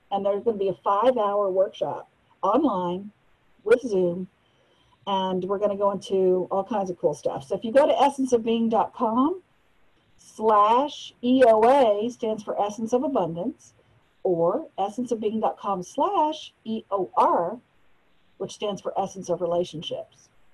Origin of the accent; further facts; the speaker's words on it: United States; also born or lived in Malaysia; as an American